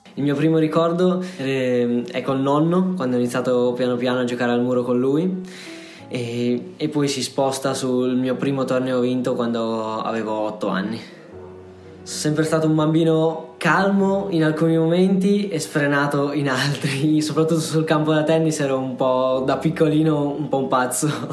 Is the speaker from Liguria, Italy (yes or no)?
yes; Sanremo, Liguria, Italy; io sono di Sanremo